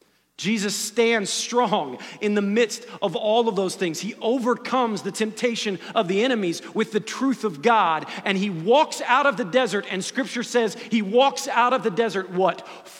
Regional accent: Ohio, United States; This morning I woke up and there was news of a shooting in my hometown, the Oregon district where I used to hang out.

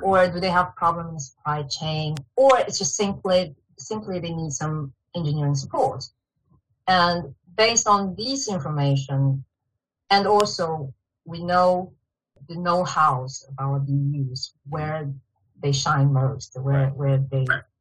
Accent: Shanghai, China; moved away as an adult; also born or lived in Beijing, China; now in Sweden; I grew up in Shanghai, China. And I spent quite some years in Beijing and studying also.

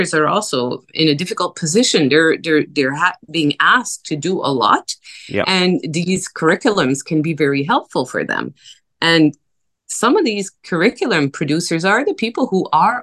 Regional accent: New Brunswick, Canada; first language French; English is a second language; now in Vancouver, Canada; I'm originally from New Brunswick. I lived a good part of my life here in Vancouver

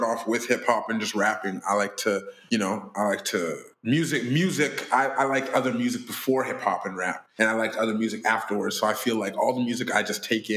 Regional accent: Surrey, British Columbia, Canada; I'm born and raised in Surrey, BC.

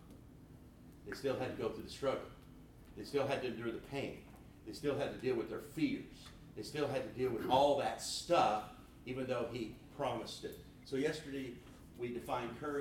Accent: Oklahoma, United States; we're both from Oklahoma

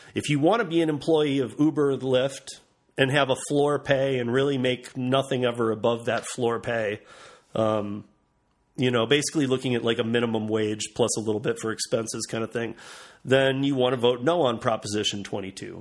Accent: Michigan, United States; now in Colorado, United States; I'm from Michigan

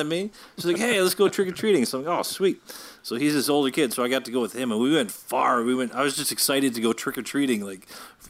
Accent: Brampton, Ontario, Canada; I grew up in Brampton

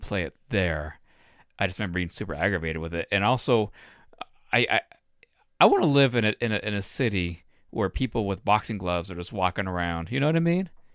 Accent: Reno, Nevada, United States; moved away; It's my hometown

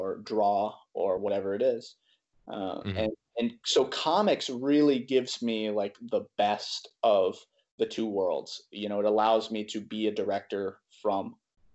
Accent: Greenville, South Carolina, United States; I'm from Greenville, South Carolina.

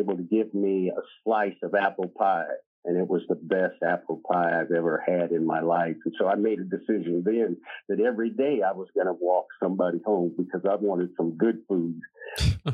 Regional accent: Des Moines, Iowa, United States; I was born in Des Moines, Iowa in 1955.

